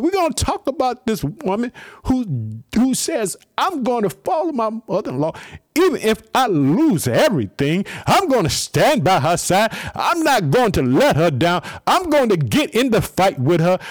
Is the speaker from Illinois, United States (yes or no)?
yes; Illinois, United States; also born or lived in Chicago; the state of Illinois, my home state. I live in the city of Chicago